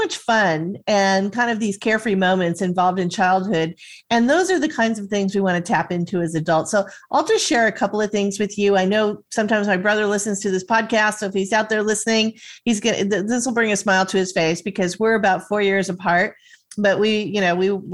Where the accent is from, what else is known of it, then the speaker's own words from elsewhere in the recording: Southern California, United States; I grew up in Southern California